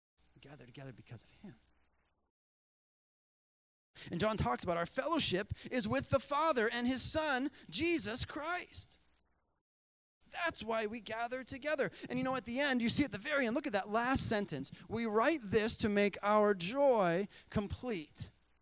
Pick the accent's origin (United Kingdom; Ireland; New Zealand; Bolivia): Bolivia; You know, I remember growing up in Bolivia